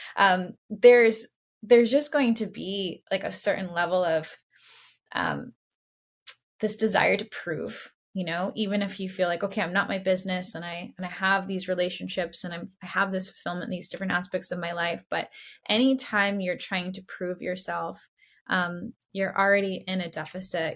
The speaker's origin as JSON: {"language": "English", "town": "Boston", "region": "Massachusetts", "country": "United States", "tie": "born or raised there", "moved": "yes", "lives_now": "San Francisco, United States", "said": "I grew up in Boston, so come from a sports family"}